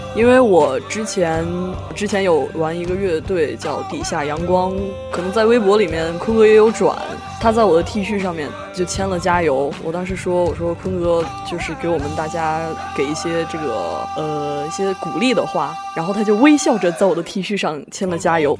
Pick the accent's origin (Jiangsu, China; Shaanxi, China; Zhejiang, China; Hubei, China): Shaanxi, China; Xi'an; also born or lived in Jiayuguan, Gansu; now in Wuhan, China; 我生在甘肃， 生在甘肃生在家喻关，但是我小的时候又在西安人，所以说其实我对甘肃那边的方言不是很了解